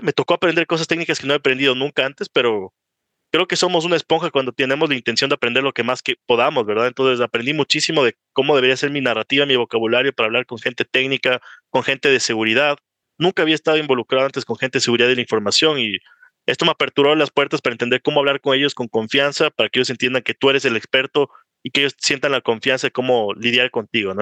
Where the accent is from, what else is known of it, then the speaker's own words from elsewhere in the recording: Ecuador; also born or lived in Miami; tengo 27 años, soy ecuatoriano